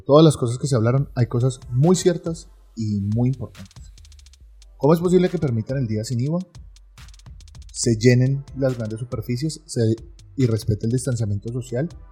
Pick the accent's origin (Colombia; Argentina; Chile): Colombia; somos los colombianos